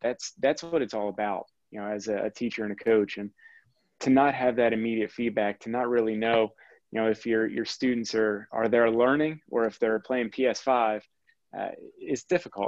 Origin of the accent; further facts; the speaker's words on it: Quakertown, Pennsylvania, United States; I grew up in Quakertown and wanted to stay local